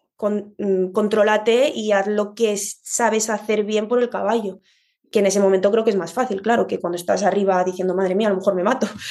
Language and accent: Spanish; Madrid, Community of Madrid, Spain; yo soy de Madrid